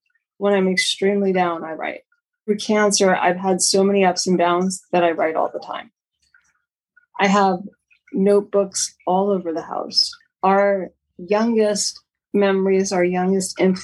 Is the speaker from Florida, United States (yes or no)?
yes; Miami, Florida, United States; also born or lived in New York City, United States / San Jose, United States; now in Sierra foothills, California, United States; When I was 8, we moved to Miami